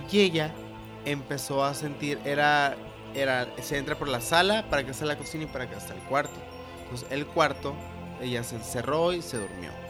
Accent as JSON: {"language": "Spanish", "town": "Guatabampo", "region": "Sonora", "country": "Mexico", "said": "Pero fíjense que nosotros somos de Guatabampo, Sonora."}